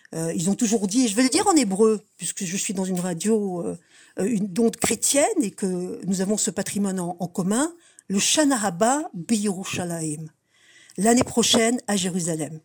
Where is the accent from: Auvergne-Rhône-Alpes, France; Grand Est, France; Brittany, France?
Grand Est, France; Strasbourg; now in Montreal, Canada; je viens de Strasbourg